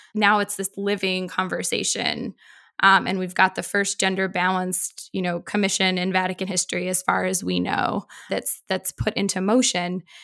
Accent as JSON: {"language": "English", "town": "Boston", "region": "Massachusetts", "country": "United States", "tie": "born or raised there", "said": "I grew up in Boston"}